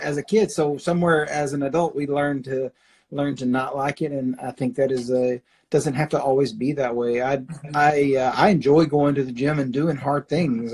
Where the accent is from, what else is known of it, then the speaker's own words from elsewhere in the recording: Arkansas, United States; now in Oklahoma City, United States; I grew up in Arkansas